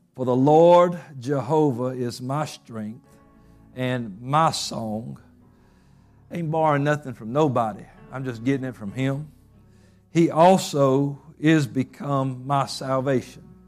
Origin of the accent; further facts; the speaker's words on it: Covington, United States; moved away; my hometown Covington